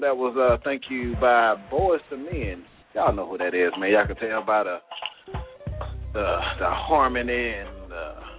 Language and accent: English; the South, United States; we're from the South, man. We got that rich blood down here.